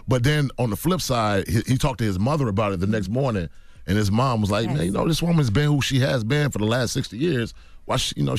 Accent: Decatur, Georgia, United States; You know, man, we grow up, you know, I grew up in Atlanta, Decatur, Georgia, man. You know, I ain't never grew up around no white folks.

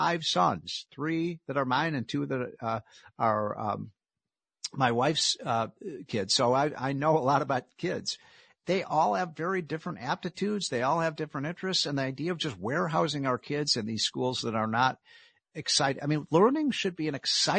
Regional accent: Chicago, Illinois, United States; I come from Chicago

